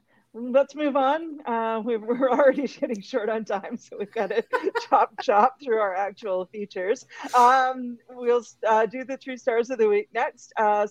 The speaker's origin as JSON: {"language": "English", "town": "Vancouver", "region": "British Columbia", "country": "Canada", "tie": "born or raised there", "said": "Second star, we drop into my hometown of Vancouver"}